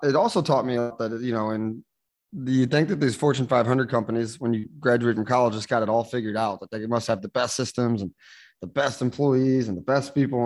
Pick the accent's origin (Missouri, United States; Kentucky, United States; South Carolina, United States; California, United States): Missouri, United States; St. Louis; moved away as an adult; now in San Juan, Puerto Rico; I was born and raised in St. Louis, Missouri, United States